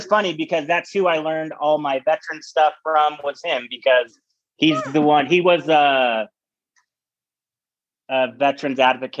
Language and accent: English; Ogden, Utah, United States; I'm from Ogden, Utah. I was born and raised here.